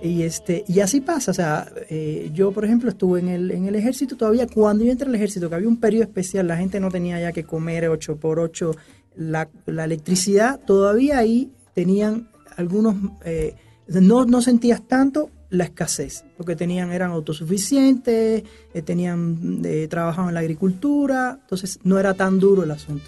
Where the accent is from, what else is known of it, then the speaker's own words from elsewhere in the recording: Havana, La Habana, Cuba; now in Mexico; Nací en la, ciudad de La Habana